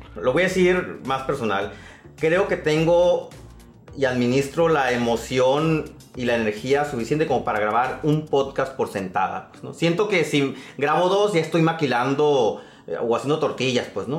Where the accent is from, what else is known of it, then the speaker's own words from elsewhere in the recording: San Pedro de la Cueva, Sonora, Mexico; mi pueblo, a la capital del mundo, como digo, San Pedro de la Cueva